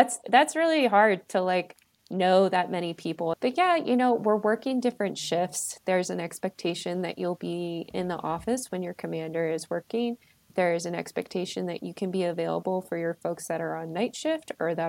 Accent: Maryland, United States; now in Colorado, United States; I am originally from Maryland. I currently live in Colorado

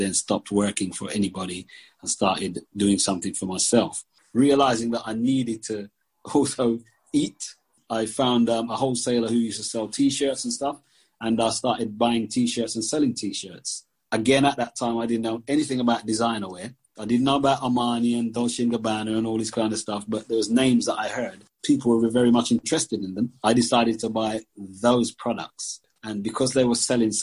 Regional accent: London, United Kingdom; also born or lived in Jamaica / Brixton; I came from Jamaica in 1969 and grew up in Tooting

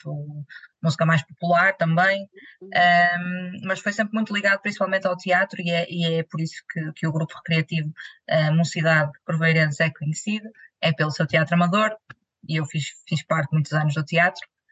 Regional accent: Vila Nova de Gaia, Norte, Portugal; em Gaia, em Grijó, que é a minha terra

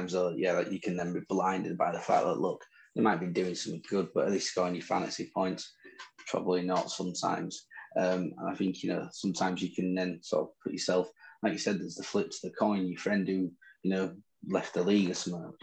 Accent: England, United Kingdom; accent: Northern; In my Northern accent

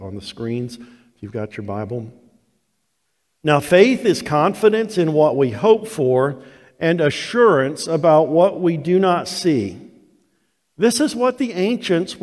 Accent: South Florida, United States; also born or lived in North Georgia; now in Georgia, United States; Growing up in South Florida

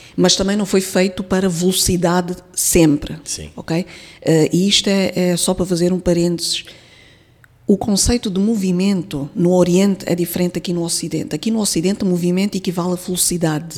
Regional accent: Mozambique; Eu, eu sou moçambicana, nasci aqui, cresci uhum. aqui, estudei

